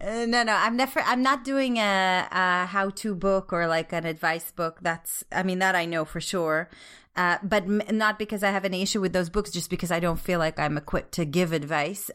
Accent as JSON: {"language": "English", "country": "Israel", "tie": "born or raised there", "said": "growing up in Israel"}